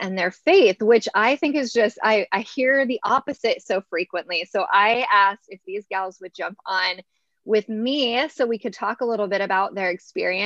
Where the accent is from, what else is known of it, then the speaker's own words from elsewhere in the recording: California, United States; I had the public school experience in California